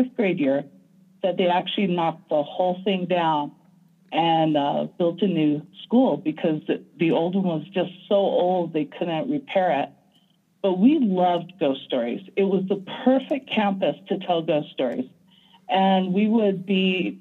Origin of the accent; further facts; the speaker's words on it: Hawaii, United States; growing up in Hawaii